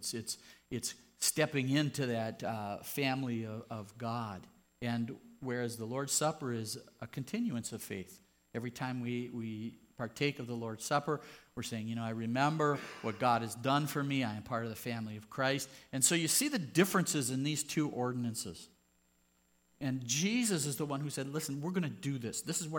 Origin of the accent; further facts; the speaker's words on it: United States; We grew up here in the United States, and there's altar calls